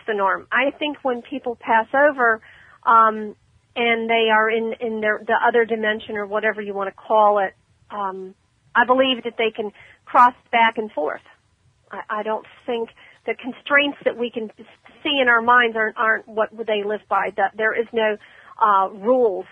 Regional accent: Ormond Beach, Florida, United States; That's my hometown, Ormond.

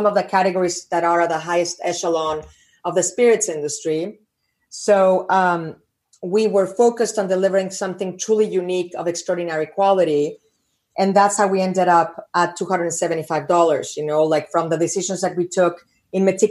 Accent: Mexico; growing up in Mexico

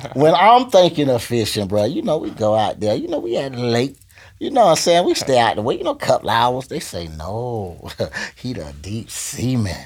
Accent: Gainesville, Florida, United States; now in Tampa Bay, United States; I tell people I'm from Gainesville

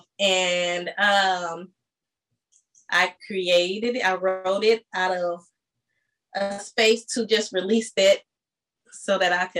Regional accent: St. Louis, Missouri, United States; also born or lived in San Diego; now in Atlanta, United States; I'm born in San Diego, raised in St. Louis, and now residing in Atlanta

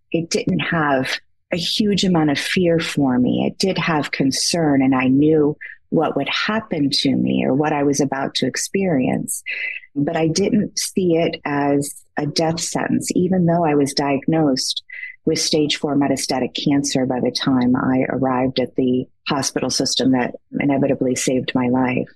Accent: Great Lakes, United States; now in Michigan, United States; I currently reside in Michigan. I have always grown up around the Great Lakes

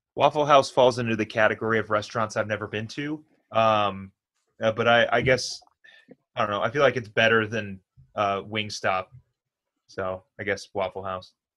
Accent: California, United States; I'm a California me, native

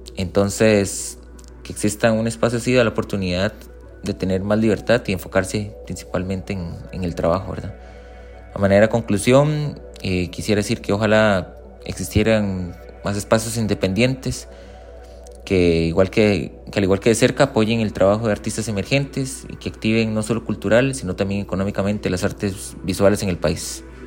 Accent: Costa Rica; soy artista visual costarricense

